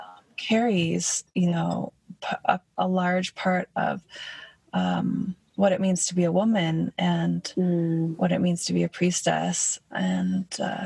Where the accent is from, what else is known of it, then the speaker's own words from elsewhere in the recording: Michigan, United States; I grew up on a farm too in Michigan